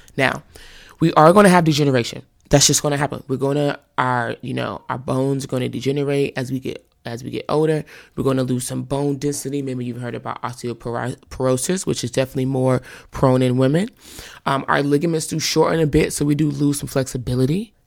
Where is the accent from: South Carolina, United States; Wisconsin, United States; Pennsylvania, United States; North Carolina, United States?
North Carolina, United States; moved away as an adult; now in California, United States; I grew up in the South, North Carolina